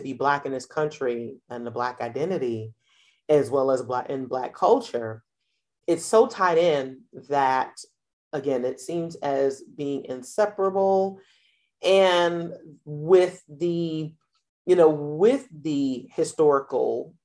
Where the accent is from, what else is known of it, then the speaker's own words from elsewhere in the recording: New York, United States; New York, where I grew up